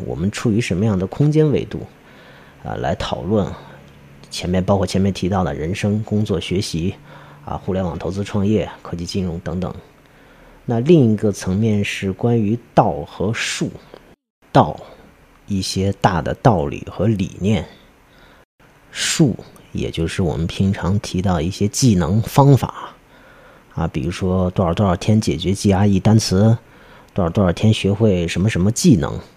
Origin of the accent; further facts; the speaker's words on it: China; 虽然我们也是中国人